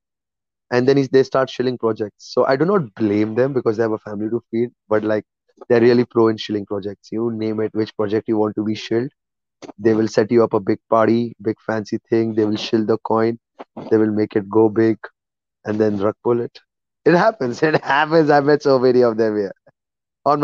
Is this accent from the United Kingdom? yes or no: no; India; moved away; I'm an Indian